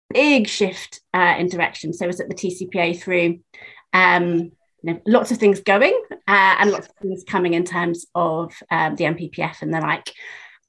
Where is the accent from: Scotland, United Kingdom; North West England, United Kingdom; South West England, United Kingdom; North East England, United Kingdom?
South West England, United Kingdom; Penzance; moved away as an adult; also born or lived in London; I was born in Penzance, which is the very end of the train line